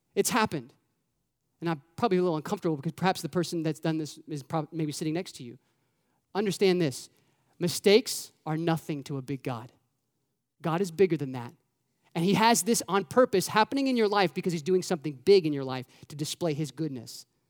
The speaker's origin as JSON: {"language": "English", "region": "Florida", "country": "United States", "moved": "yes", "lives_now": "Indiana, United States", "said": "I'm from Florida"}